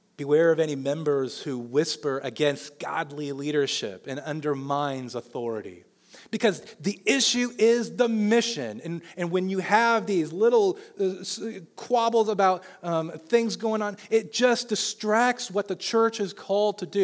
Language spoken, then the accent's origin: English; Olathe, Kansas, United States; I know Johnson County because I grew up in Olathe.